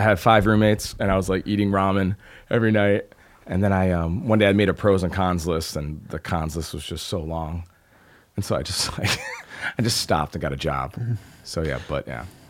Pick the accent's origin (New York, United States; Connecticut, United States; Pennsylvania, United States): New York, United States; Albany; moved away as an adult; I grew up in Albany